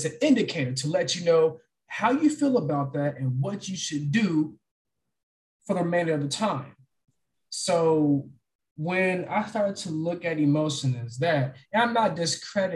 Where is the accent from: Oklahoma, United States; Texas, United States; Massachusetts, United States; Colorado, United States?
Texas, United States; I'm born and raised in Texas